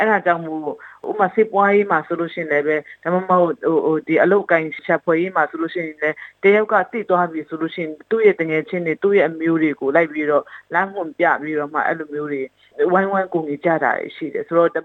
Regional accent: Chin State, Myanmar

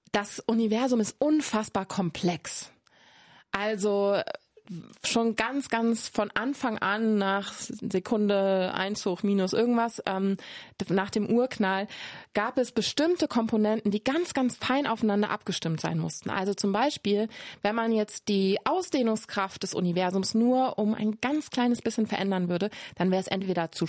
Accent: Cologne, North Rhine-Westphalia, Germany; Ich komme aus Köln, da sagt man von nix kütt nix.

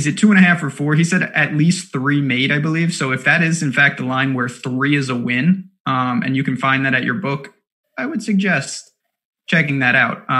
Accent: New York, United States; also born or lived in Massachusetts; I am an anti-Boston person as a New Yorker.

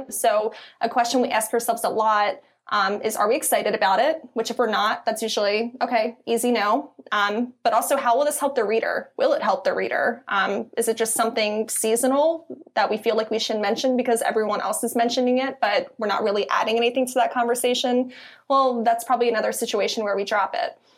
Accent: Philadelphia, Pennsylvania, United States; accent: Philly; it might be my Philly accent.

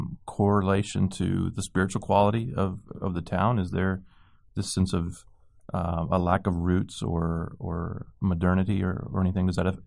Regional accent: Texas, United States; I'm from Texas

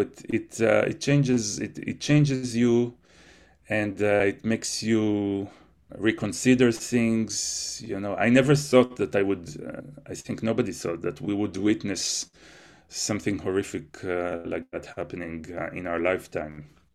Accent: Israel; moved away; growing up in Israel

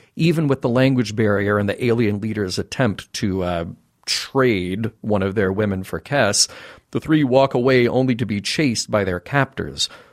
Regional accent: California, United States; Lone Pine, California, in the Alabama Hills. Shout out to my home state

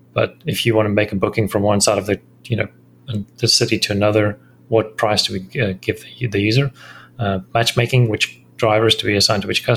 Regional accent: South Africa; moved away as an adult; also born or lived in Thailand / Singapore; I'm a South African.

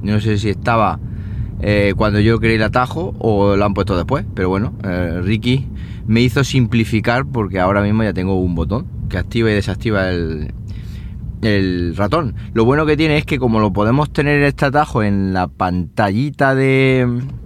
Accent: Andalusia, Spain; hoy es el día de Andalucía, el día de mi tierra

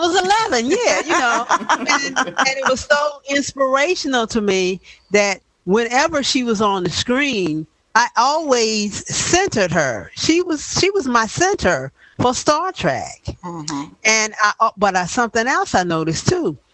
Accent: the South, United States; I was a little 11 year old child born and raised in the South, was living in the South at that time

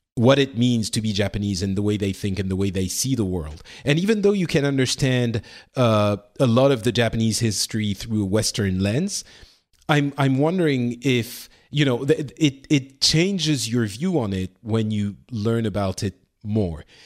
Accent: Lebanon; moved away; I was born in Lebanon

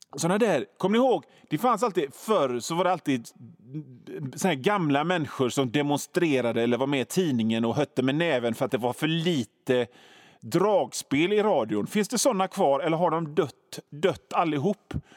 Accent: Gothenburg, Västra Götaland, Sweden; som göteborgare

